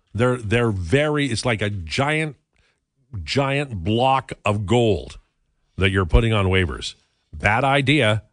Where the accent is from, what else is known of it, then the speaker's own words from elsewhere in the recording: Saskatchewan, Canada; moved away; also born or lived in Red Deer; Growing up in Saskatchewan